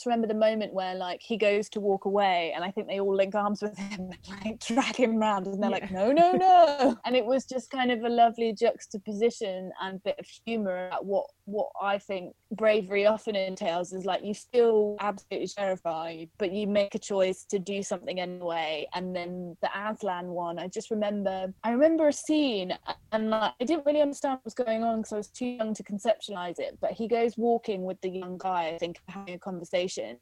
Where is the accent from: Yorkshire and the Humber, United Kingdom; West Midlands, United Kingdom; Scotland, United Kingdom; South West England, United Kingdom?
South West England, United Kingdom; Swindon; I'm from Swindon